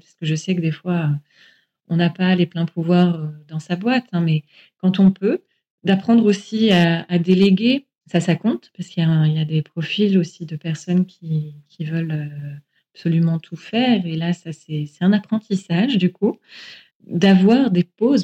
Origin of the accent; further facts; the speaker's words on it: France; chez nous, en France